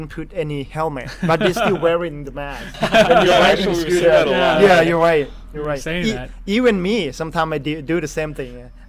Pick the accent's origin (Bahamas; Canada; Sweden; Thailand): Thailand; English is a second language; English is not my first language. It, like almost my third language. I was born in Mangsan province. My mother tongue's language is not a Thai language. Thai language is just like my second language, and English is like my third language.